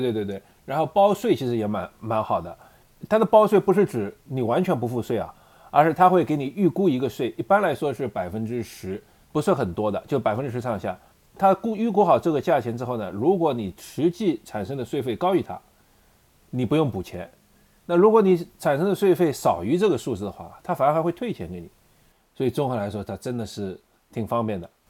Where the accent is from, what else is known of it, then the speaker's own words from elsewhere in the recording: China; 我们中国人